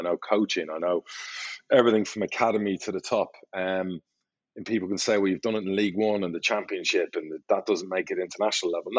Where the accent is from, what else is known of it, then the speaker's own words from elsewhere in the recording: Ireland; I'm Irish